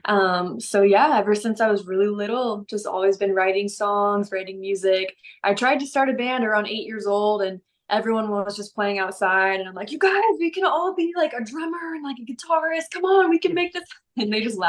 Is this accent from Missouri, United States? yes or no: yes; St. Louis, Missouri, United States; also born or lived in Atlanta, Georgia / Texas; now in Dallas, United States; I live in Dallas, Texas, and I'm from all over though. So I was born in Atlanta, raised in St. Louis, but I've been in Texas for a really long time.